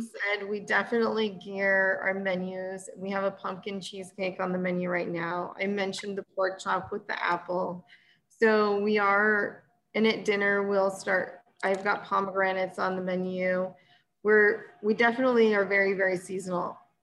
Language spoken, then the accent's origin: English; Temecula, California, United States; also born or lived in Napa / Bay Area; now in Paso Robles, United States; I grew up in Temecula, which before it was had wine in it, used to be horses and citrus